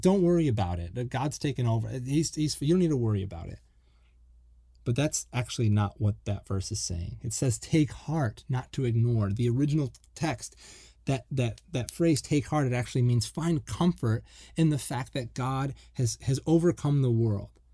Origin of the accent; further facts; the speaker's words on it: Buffalo, New York, United States; moved away as an adult; also born or lived in Florida; I grew up in the Northeast and, um, I'm from, like, the Buffalo, Niagara Falls area.